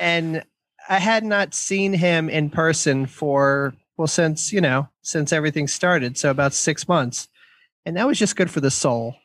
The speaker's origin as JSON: {"language": "English", "town": "Columbia", "region": "Maryland", "country": "United States", "tie": "born or raised there", "said": "here in our hometown, um, my hometown of Columbia, Maryland"}